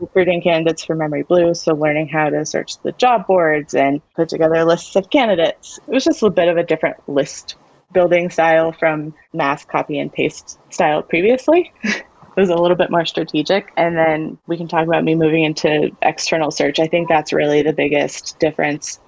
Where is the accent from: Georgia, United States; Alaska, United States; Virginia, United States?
Virginia, United States; Warrenton; I grew up in Warrenton, Virginia.